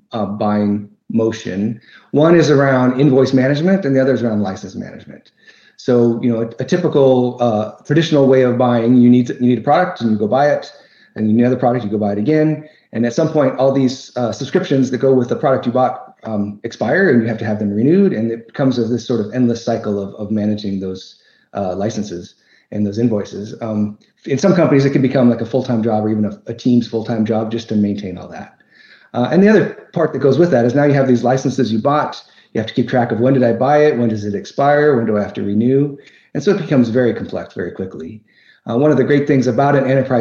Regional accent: Seattle, Washington, United States; born and raised in Seattle, Washington

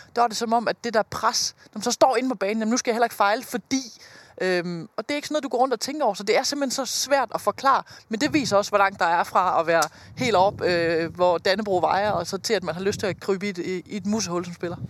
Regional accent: Denmark; som dansker

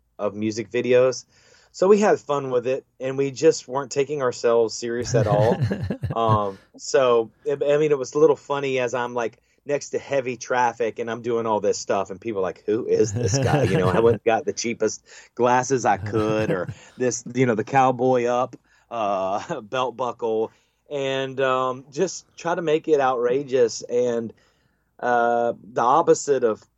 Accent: Panama City, Florida, United States; I do love my hometown

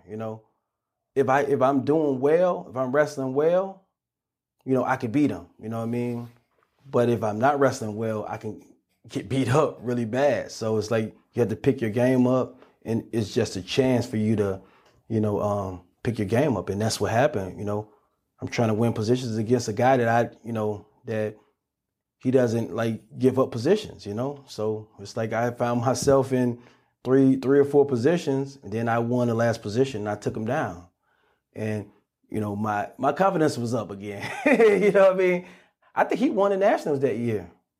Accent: Chicago, Illinois, United States; It's like, John, come on, man. I'm from Chicago, man.

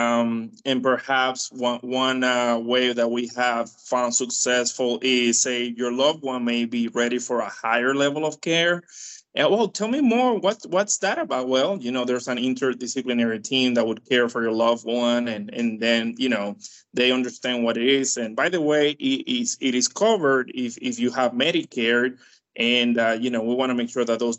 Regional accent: Dominican Republic; now in United States; I am from Dominican Republic

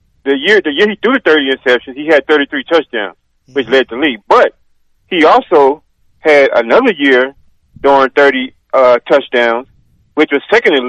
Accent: Louisiana, United States; now in Atlanta, United States; born and raised in Louisiana, but I currently live in the Atlanta, Georgia area.

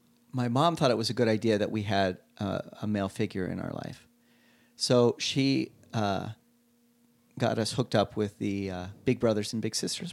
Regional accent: Salt Lake City, Utah, United States; You know, I grew up in Salt Lake City on the avenues. We live in a house that's about over 150 years old now.

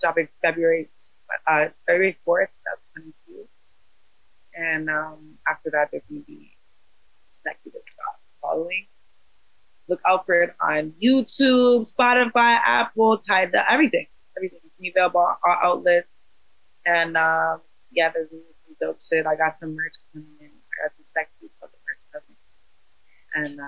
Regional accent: Toronto, Ontario, Canada; We're from Toronto. This is how we talk.

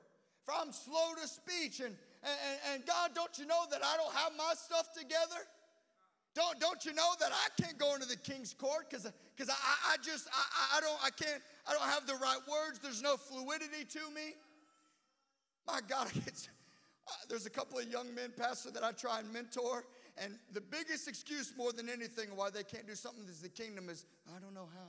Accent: Illinois, United States; I'm just from Illinois

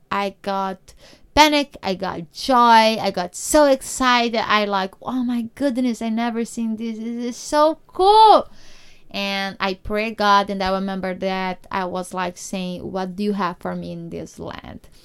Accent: Rolim de Moura, Rondônia, Brazil; English is a second language; moved away as an adult; also born or lived in São Paulo; now in United States; I'm from a really, really small state in Brazil name is Rondônia. So, if you go to the countryside in my city, it's really like small, small city. It's Rolim de Moura, and I was born on the farm

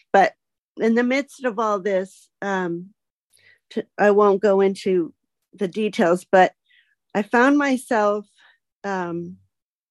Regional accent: outside of Boston, Massachusetts, United States; I grew up outside of Boston, Massachusetts, where it snows

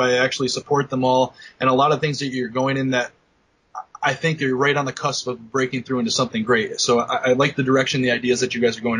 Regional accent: Bennington, Vermont, United States; I'm from Bennington, Vermont

